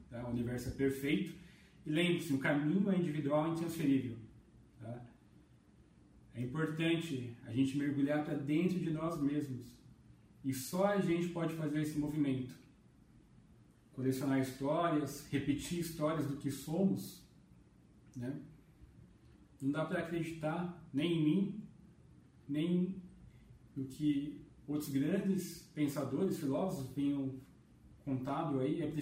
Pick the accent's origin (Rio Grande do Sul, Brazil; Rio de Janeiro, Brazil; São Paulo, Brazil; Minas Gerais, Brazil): São Paulo, Brazil; Jundiaí; eu sou aqui de Jundiaí.